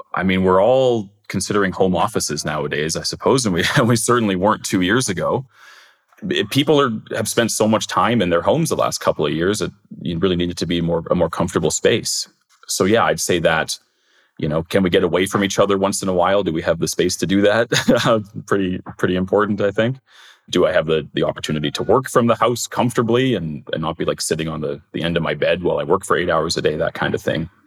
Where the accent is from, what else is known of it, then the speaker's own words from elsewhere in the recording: Winnipeg, Manitoba, Canada; I grew up in Crescentwood and everybody assumed it, it was River Heights, but it's not, it's Crescentwood.